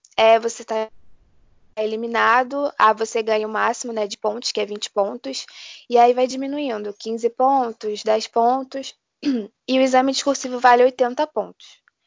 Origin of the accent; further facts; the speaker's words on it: Rio de Janeiro, Brazil; eu sou do Rio de Janeiro